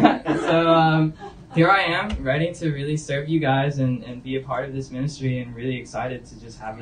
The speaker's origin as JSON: {"language": "English", "town": "Knoxville", "region": "Tennessee", "country": "United States", "moved": "as an adult", "said": "now I'm from Knoxville, Tennessee, I haven't seen more than 6 inches of snow"}